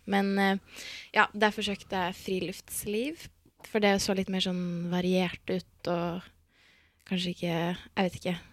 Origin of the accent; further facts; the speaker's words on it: Tromsø, Troms, Norway; moved away as an adult; now in Lofoten, Norway; og jeg kommer fra Tromsø.